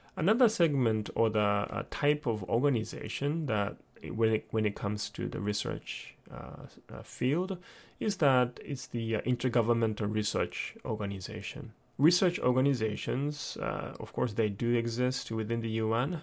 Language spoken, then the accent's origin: English; Japan; I'm born and raised in Japan